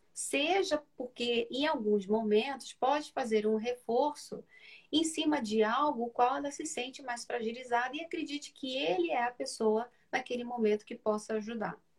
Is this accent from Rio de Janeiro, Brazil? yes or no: yes; Rio de Janeiro, Brazil; moved away as an adult; now in São Paulo, Brazil; eu sou do Rio de Janeiro. Então, trabalhei para a Matriz no Rio, depois me mudei para São Paulo, né, onde eu resido há 12 anos